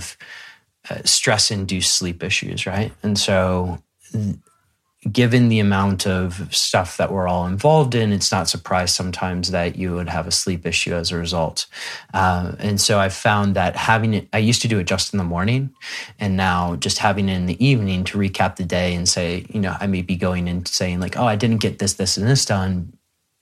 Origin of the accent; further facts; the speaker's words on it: Midwest, United States; I grew up in the Midwest in the United States